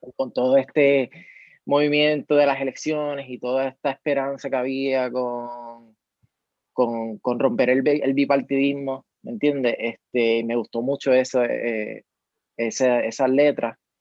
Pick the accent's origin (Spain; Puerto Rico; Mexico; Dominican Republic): Puerto Rico; Mayagüez; moved away as an adult; now in San Juan metropolitan area, Puerto Rico; de Mayagüez, mayagüezano, siempre orgullosa, aunque esté viviendo en, la, en el área metropolitana.